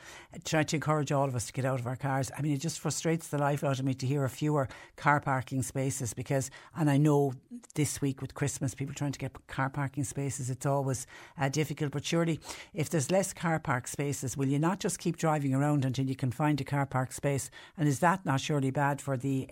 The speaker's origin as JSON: {"language": "English", "town": "Clonmel", "region": "Tipperary", "country": "Ireland", "tie": "born or raised there", "said": "growing up in Clonmel, it was in the wonderful friary in Clonmel"}